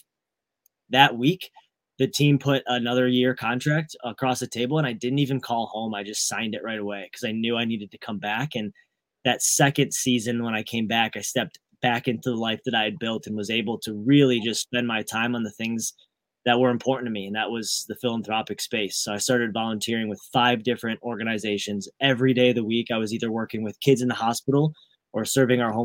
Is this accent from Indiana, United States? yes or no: no; Michigan, United States; Born and raised in Michigan. So Midwest roots